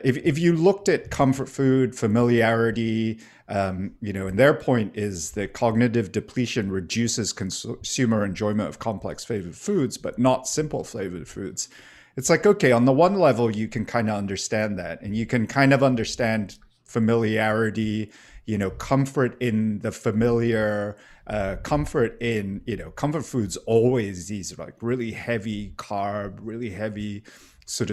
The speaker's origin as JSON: {"language": "English", "country": "Singapore", "tie": "born or raised there", "moved": "yes", "said": "I grew up in Singapore"}